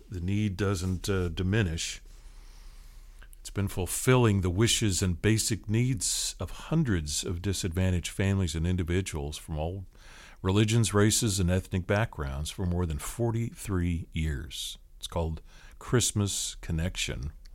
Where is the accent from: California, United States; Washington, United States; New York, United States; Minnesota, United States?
Washington, United States; Seattle; now in Tallahassee, United States; I grew up on the West Coast, Seattle area